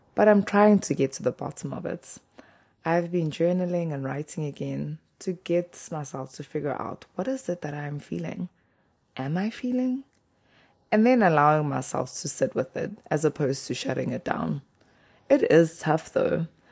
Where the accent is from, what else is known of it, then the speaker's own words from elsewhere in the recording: KwaZulu-Natal, South Africa; first language Zulu; English is a second language; moved away as an adult; now in Hokkaido, Japan; The part of South Africa I am from, KwaZulu Natal, greeting is a big thing. In my mother tongue, isiZulu